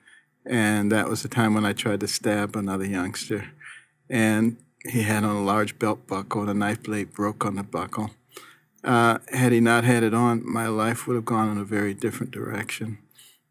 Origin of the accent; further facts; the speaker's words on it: Detroit, Michigan, United States; moved away; also born or lived in Boston / New Haven / Baltimore / Ann Arbor; I grew up in Detroit and then in Boston and then in New Haven and then in Baltimore, Ann Arbor.